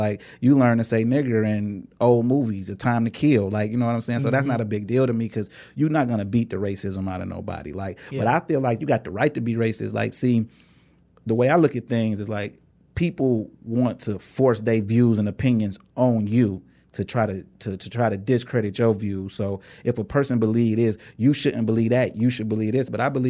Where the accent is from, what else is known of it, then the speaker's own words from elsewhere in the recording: Inkster, Michigan, United States; because like we grew up in Inkster, but we went to Taylor schools.